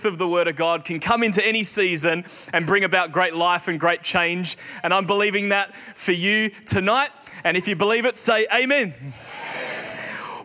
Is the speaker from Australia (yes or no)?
yes; Australia; growing up in Australia